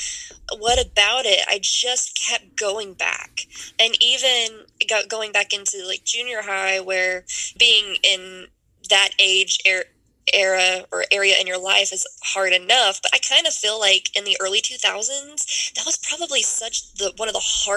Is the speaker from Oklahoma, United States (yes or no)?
no; Lake Charles, Louisiana, United States; moved away as an adult; now in Dallas, United States; I was born and raised in Louisiana.